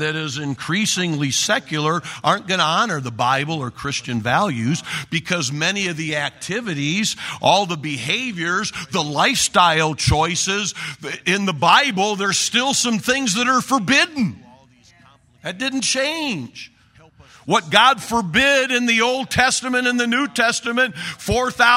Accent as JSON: {"language": "English", "region": "Oregon", "country": "United States", "said": "I'm from Oregon."}